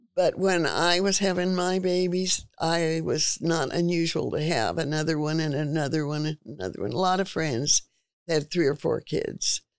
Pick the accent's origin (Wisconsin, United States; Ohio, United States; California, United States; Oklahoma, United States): California, United States; Stockton; also born or lived in Sacramento, California; I was born in Stockton, California. Grew up there until I was in junior high school